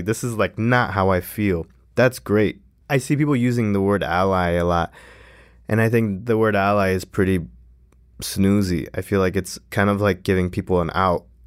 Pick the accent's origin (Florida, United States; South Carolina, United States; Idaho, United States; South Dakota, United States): Florida, United States; Miami; I was born in Florida